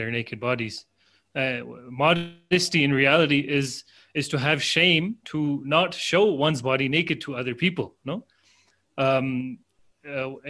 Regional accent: Pakistan; now in Ecuador; I'm from Pakistan

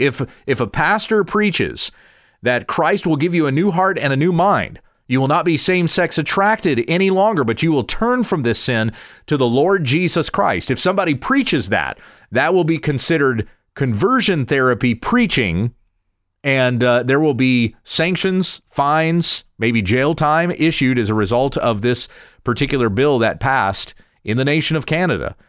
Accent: United States; I still love being an American

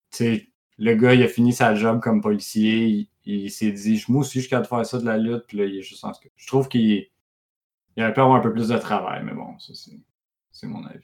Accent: Quebec, Canada; chez nous en Beauce. En Beauce, en ouais, ça s'en vient, tout.

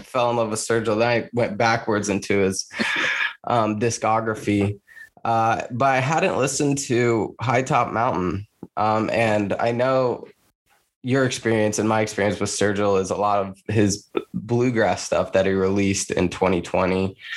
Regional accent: Rush County, Indiana, United States; I grew up in Rush County

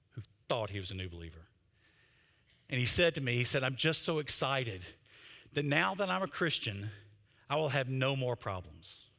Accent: Mississippi, United States; I'm from Mississippi

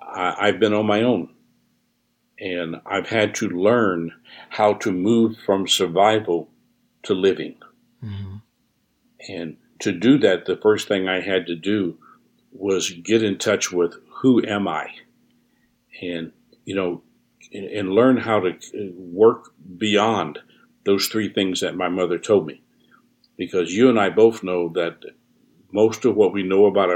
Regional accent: New Orleans, Louisiana, United States; I was born here in the United States in New Orleans

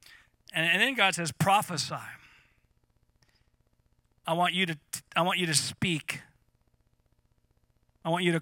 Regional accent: Eureka, California, United States; now in Redding, United States; I grew up in North Coast of California near Eureka in Redwood Tree Country.

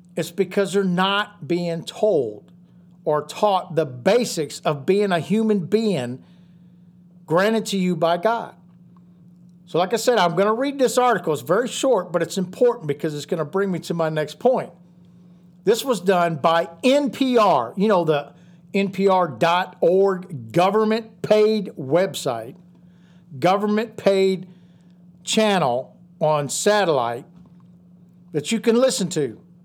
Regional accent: United States; us as American patriots in this country

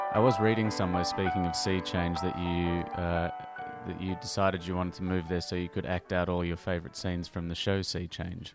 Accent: Melbourne, Victoria, Australia; a Melbourne boy

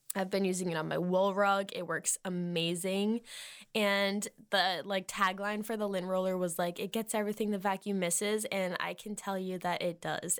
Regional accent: Massachusetts, United States; moved away; I'm from Massachusetts

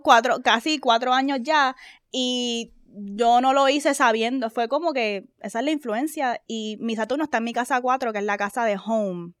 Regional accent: Puerto Rico; moved away; also born or lived in United States; nosotros vivíamos en Estados Unidos, se regresamos a Puerto Rico, y cuando regresamos a Puerto Rico

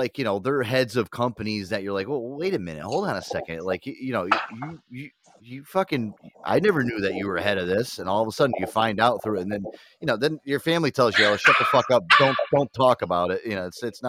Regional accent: East Coast, United States; I'm from the East Coast. I'm 100% Italian

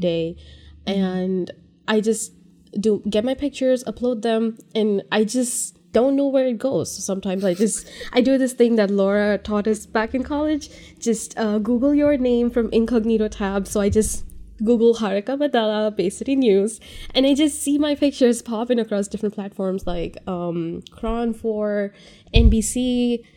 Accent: India; moved away as an adult; now in California, United States; I am from India. I moved here three years ago, three, three and a half years ago

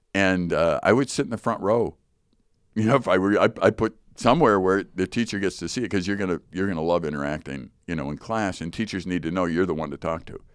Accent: Chicago, Illinois, United States; I grew up in Chicago, Chicago Public School

